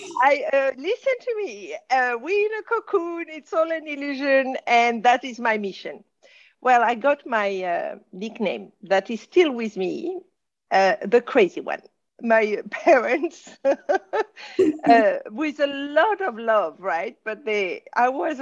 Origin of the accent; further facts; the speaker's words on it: Casablanca, Casablanca-Settat, Morocco; accent: French; English is a second language; also born or lived in France; I was being brought up in Casablanca.